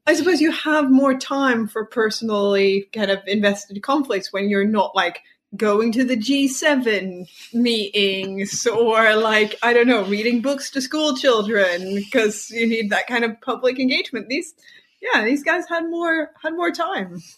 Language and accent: English; Sweden; watching the TV series Law and Order growing up in Sweden